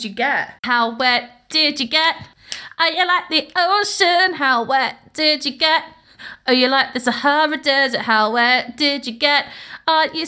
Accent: Scotland, United Kingdom

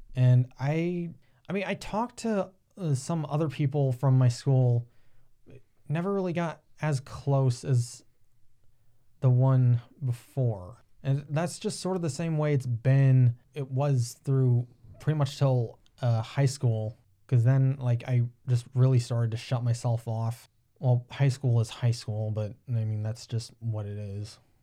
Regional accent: Upper Sandusky, Ohio, United States; also born or lived in Tiffin, Ohio; raised a little outside of Upper Sandusky, which is about thirty minutes away from Tiffin.

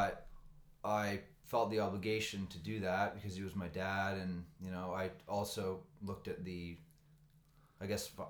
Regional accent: Nova Scotia, Canada; moved away as an adult; now in Vancouver, Canada; I'm from Nova Scotia

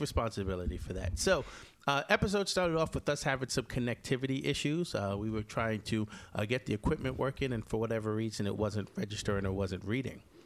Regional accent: New York, United States; also born or lived in Jamaica; New Yorkers, we always have a knife somewhere

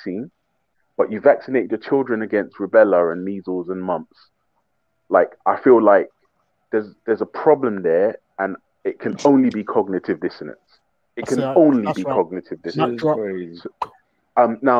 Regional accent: United Kingdom; I'm from the UK.

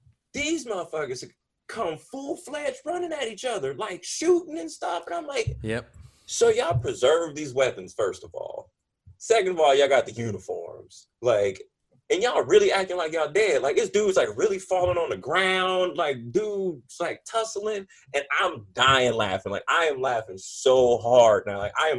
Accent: California, United States; Like, I ain't from out here. I'm from Cali.

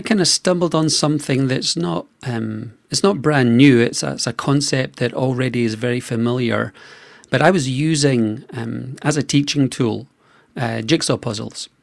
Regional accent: Scotland, United Kingdom; I was born in Scotland.

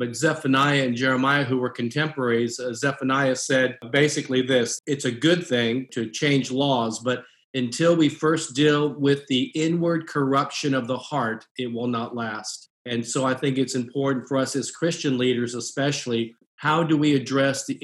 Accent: Japan; born there; I'm an American with Asian descent. I was born in Japan, mother was Japanese.

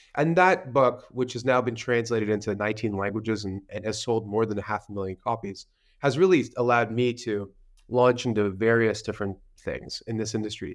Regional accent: Canada; I'm a Canadian, and I started my career in traditional finance

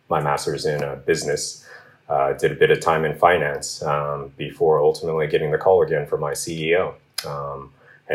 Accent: Southern California, United States; moved away as an adult; now in Vietnam; Vietnamese American, born and raised in California or Southern California

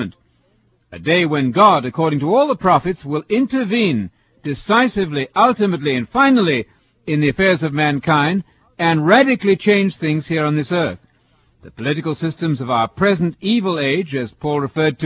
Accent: England, United Kingdom; now in United States; England, my home country

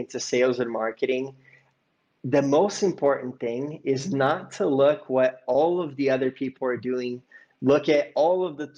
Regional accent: Bay Area, California, United States; I grew up in the Bay Area.

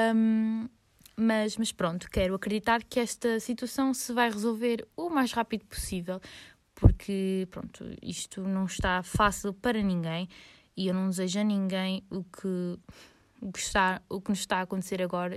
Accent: Lisbon, Portugal; moved away as an adult; now in Porto, Portugal; Saudades de Lisboa porque sou lisboeta malta e vivo no Porto há quatro anos

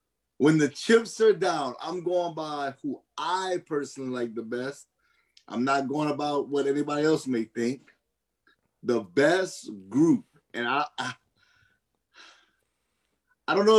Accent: Louisiana, United States; I'm from Louisiana

